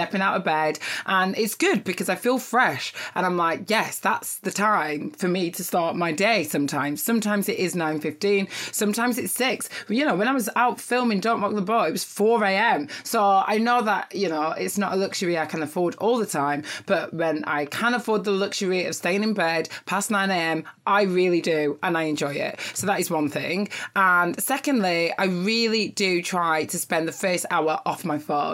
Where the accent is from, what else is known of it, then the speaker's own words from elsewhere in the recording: Nigeria; I'm Nigerian